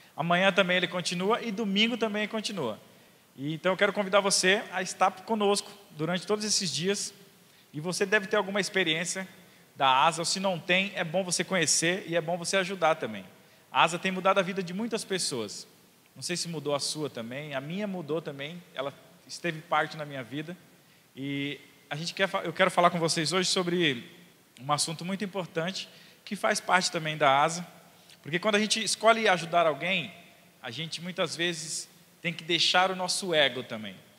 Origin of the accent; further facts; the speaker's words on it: São Paulo, Brazil; eu sou de quebrada, eu sou de Itaquera